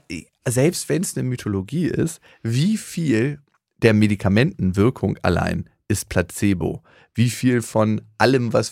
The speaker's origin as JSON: {"language": "German", "region": "Lower Saxony", "country": "Germany", "said": "na, aus dem niedersächsischen Dorf, wo ich herkomme, da bin ich mir relativ sicher, bekomme ich keine Mikroalgen."}